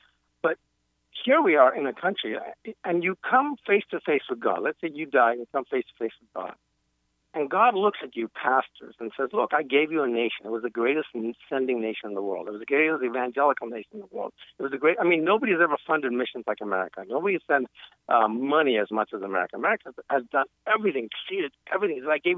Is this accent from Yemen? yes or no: yes; Yemen; now in United States; I'm an immigrant to this country, right? I came here from Yemen. We were kicked out of Yemen.